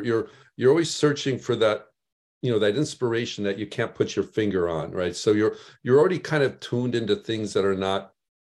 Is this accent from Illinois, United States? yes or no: yes; Chicago, Illinois, United States; I was in the Midwest. I was raised in Chicago.